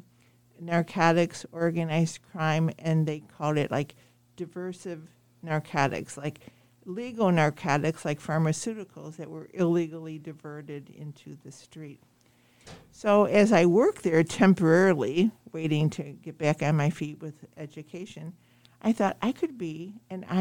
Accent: Chicago, Illinois, United States; I grew up in Chicago

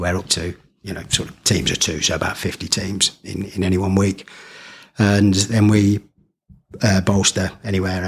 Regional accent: Rugby, West Midlands, United Kingdom; I'd always worked outside of rugby. You know, previous lives was in sort of Coventry or in Leicestershire or Hinckley. And so working in my hometown

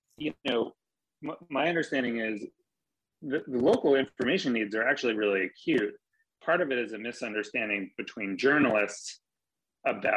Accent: Maine, United States; I grew up in Maine

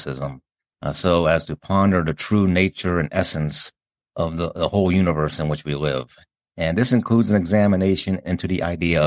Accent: Pennsylvania, United States; moved away; growing up in Pennsylvania

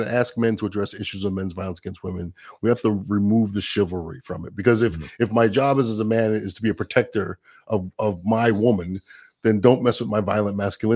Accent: New York, United States; I'm a New Yorker

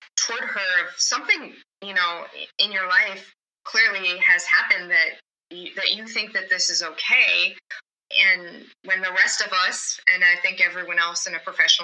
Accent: Midwest, United States; I grew up in the Midwest.

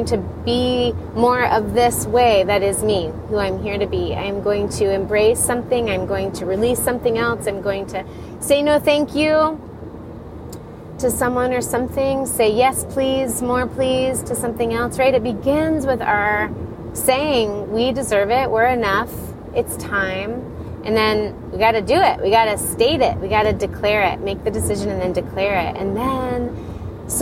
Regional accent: Florida, United States; moved away; also born or lived in Colorado / Ireland / Denver; I did grow up in Florida

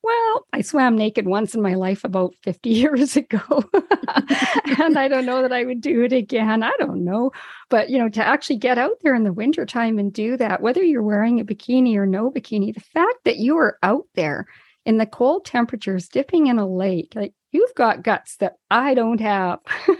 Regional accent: Yukon, Canada; we're a little bit wild when we come from the Yukon

